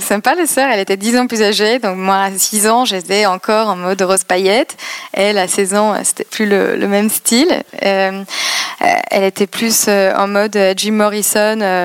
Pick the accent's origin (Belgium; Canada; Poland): Poland; Poznań, Greater Poland; French is a second language; moved away as an adult; also born or lived in London / Madrid; now in Paris, France; j'ai grandi en Pologne